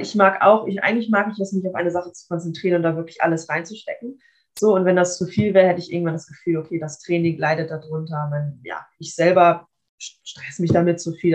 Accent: Kiel, Schleswig-Holstein, Germany; ich bin auch in Kiel geboren, also ich, mein, ich lebe auch noch bei meinen Eltern. Ähm, das ja. heißt, ich bin wirklich mein ganzes Leben schon lang schon hier

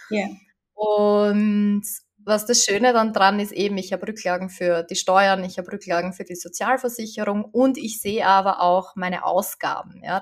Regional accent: Austria; also vor allem bei uns in Österreich ist das äh, System ja so

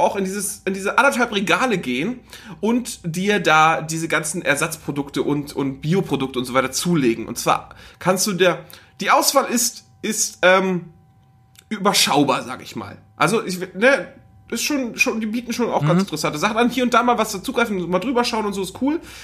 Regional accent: the North, Northern Germany, Germany; bei uns im Norden

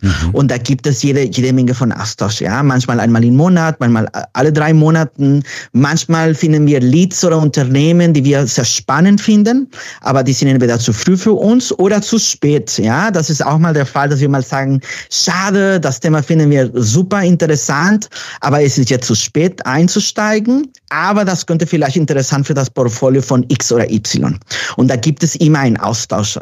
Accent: Mexico; German is a second language; moved away as an adult; now in Berlin, Germany; Ich bin gebürtiger Mexikaner, genau. Ich bin aber Wahlberliner seit zehn Jahren.

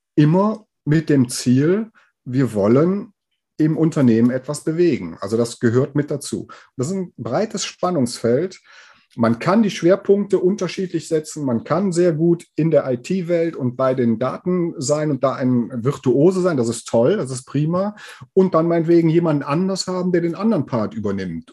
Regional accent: Aachen, North Rhine-Westphalia, Germany; hier aus Aachen und der Umgebung, wo ich herkomme

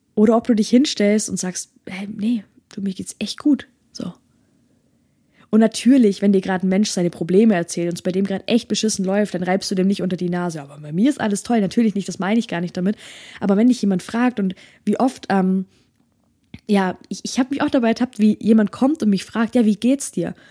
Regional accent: Germany; bei uns in Deutschland, wo das Jammern ganz groß geschrieben wird

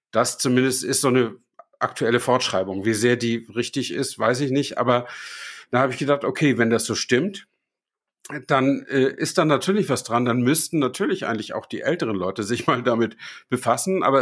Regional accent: Flensburg, Schleswig-Holstein, Germany; fahre ich äh, nach Flensburg, äh, da wo ich herkomme.

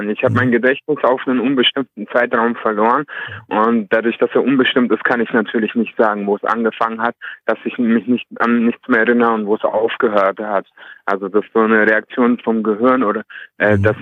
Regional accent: Nuremberg, Bavaria, Germany; Ich komme aus Nürnberg.

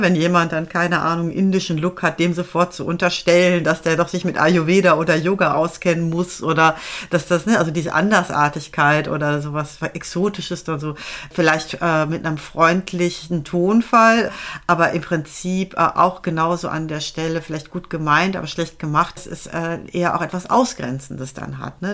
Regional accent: Germany; also born or lived in Netherlands; als Deutsche, die in Holland studiert hat

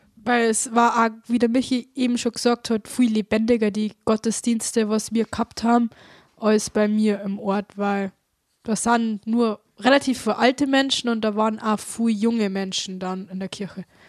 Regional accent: Traunstein district, Bavaria, Germany; ich komme aus dem Landkreis Traunstein

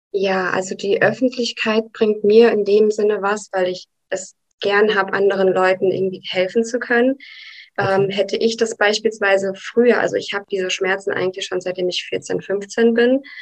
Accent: Brașov, Brașov County, Romania; now in Germany; in Rumänien hatte ich immer einen Hund

